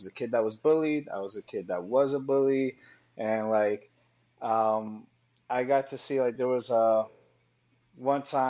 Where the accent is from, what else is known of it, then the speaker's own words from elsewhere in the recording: New York City, New York, United States; I grew up there, you know, during the 90s